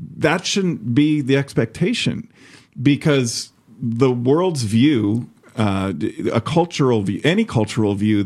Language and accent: English; Chicago, Illinois, United States; now in Iowa, United States; I grew up in Chicago